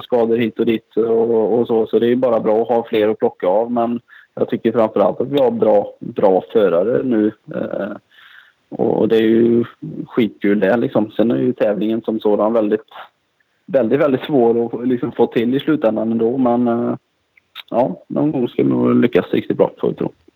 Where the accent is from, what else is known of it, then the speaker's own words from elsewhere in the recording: Kinna, Västra Götaland, Sweden; därifrån jag kommer, här från Kina, det är mycket textil som är ganska känt för det